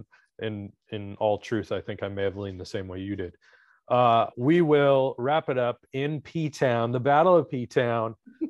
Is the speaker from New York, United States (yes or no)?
no; Richmond, California, United States; my hometown, Richmond, California.